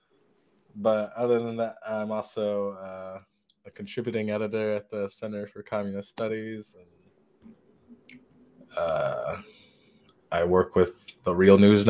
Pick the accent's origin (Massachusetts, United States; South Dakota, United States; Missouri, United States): South Dakota, United States; Pine Ridge Reservation; I'm Oglala Lakota from the Pine Ridge Reservation